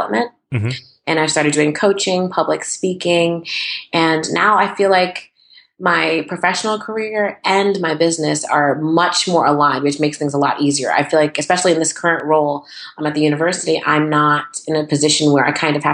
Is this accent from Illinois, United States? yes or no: no; Bolton, Connecticut, United States; moved away as an adult; also born or lived in New York; now in North Brunswick, United States; I was born and raised in Bolton, Connecticut.